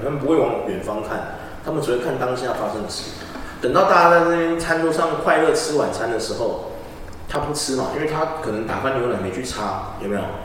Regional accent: Taiwan; 我们台湾

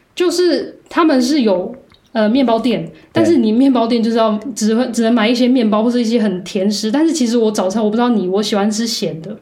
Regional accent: Taiwan; moved away as an adult; also born or lived in Karlsruhe, Germany / Heidelberg, Germany; now in Germany; 像我们台湾人好像这么热情跟奔放的人

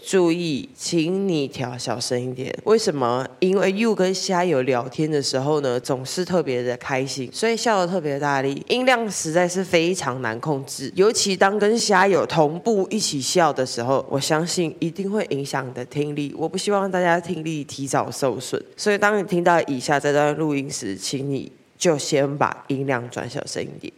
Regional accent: southern Taiwan, Taiwan; 我们是南部人

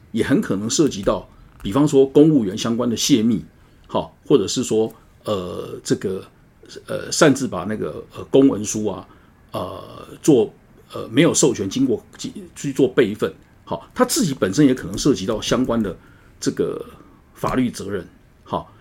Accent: Tainan, Taiwan; 我的故乡台南

